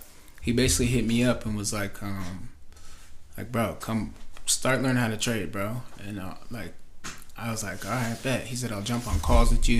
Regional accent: Grandview, United States; also born or lived in Utah; we moved to Grandview when I was in first grade. So I lived in down there from first grade all the way till

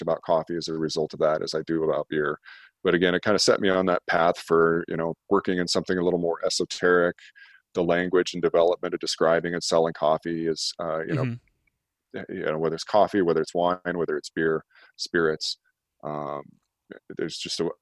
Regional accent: Scottsbluff, Nebraska, United States; moved away as an adult; also born or lived in Golden, Colorado / Lincoln, Nebraska / Denver, Colorado; I grew up in Western Nebraska, Scotts Bluff

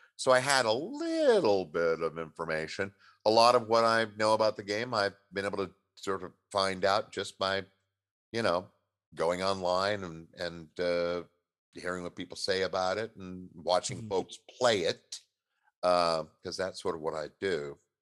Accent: Southern California, United States; moved away as an adult; now in Seattle, United States; I was raised in Southern California

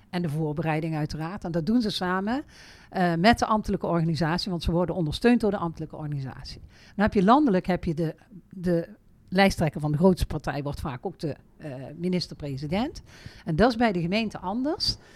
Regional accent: Veghel, North Brabant, Netherlands; Ik ben geboren en getogen in Veghel.

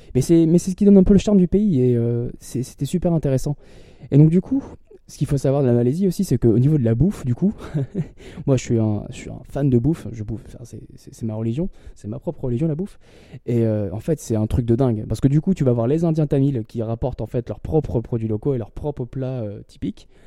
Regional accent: Lille, Hauts-de-France, France; moved away as an adult; parce que je viens de Lille

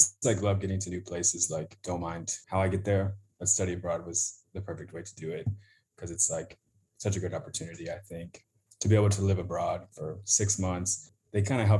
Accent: Asheville, North Carolina, United States; moved away as an adult; now in Phoenix, United States; I grew up in Asheville, North Carolina, went to University of South Carolina.

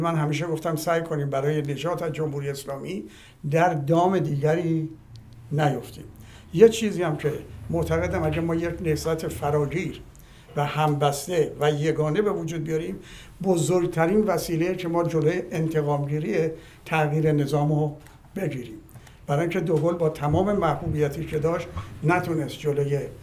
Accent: Iran; من به عنوان یک ایرانی

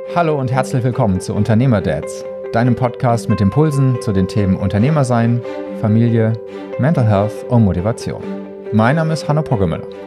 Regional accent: Germany; bei uns in Deutschland

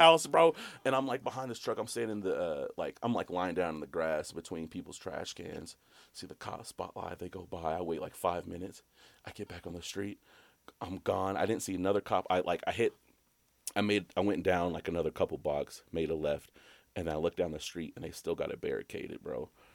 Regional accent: Alabama, United States; I'm from Alabama.

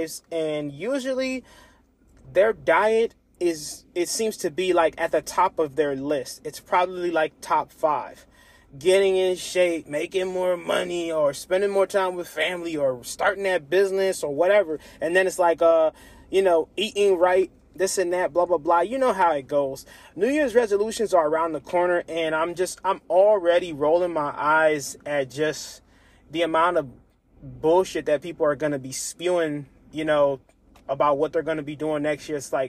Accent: Lancaster, Pennsylvania, United States; my hometown, Lancaster, Pennsylvania.

